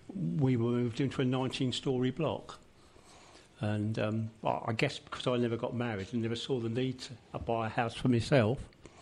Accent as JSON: {"language": "English", "region": "London", "country": "United Kingdom", "tie": "born or raised there", "said": "I was born in a round circus called Percy Circus."}